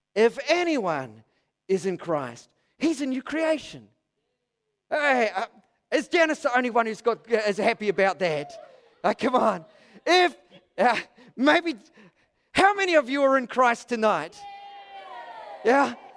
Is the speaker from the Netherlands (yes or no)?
no; New Zealand; I'm a Kiwi